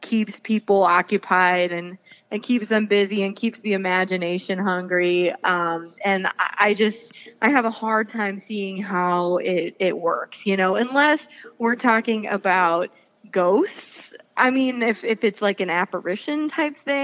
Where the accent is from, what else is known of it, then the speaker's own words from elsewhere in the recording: Chardon, Ohio, United States; I grew up in Chardon, and so was really largely unfamiliar with the Akron area until more recent times